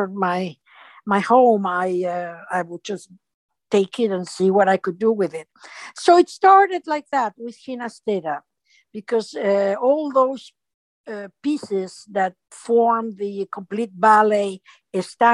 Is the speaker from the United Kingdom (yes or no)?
no; Montevideo, Uruguay; first language Spanish; English is a second language; moved away as an adult; also born or lived in Houston / New Haven; I was born in Montevideo, Uruguay, and I was raised there. I finished high school there. So my primary, my first tongue is Spanish, is my mother tongue.